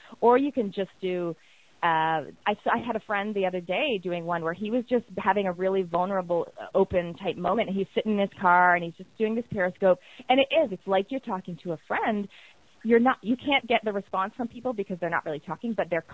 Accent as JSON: {"language": "English", "country": "Canada", "tie": "born or raised there", "accent": "Canadian", "moved": "as an adult", "lives_now": "New Zealand", "said": "obviously I've got a Canadian accent. I'm from Canada."}